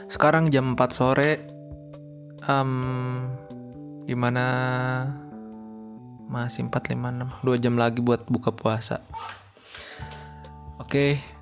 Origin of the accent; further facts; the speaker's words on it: West Java, Indonesia; Jadi gini, karena gue orang Sunda, waktu itu yang gue tahu ya, yang gue tahu ya, yang namanya ngabuburit, ngabuburit itu kayak uh, Sunda bagian Cianjur ya gitu